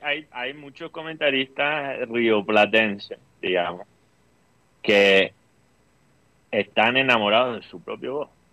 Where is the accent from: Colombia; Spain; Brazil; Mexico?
Colombia; Costeños, Caribbean coast; tenemos eso los coteños que que cuando trabajamos con argentinos o, vamos a, vivir en, Argentina, se nos pega el acento rioplatense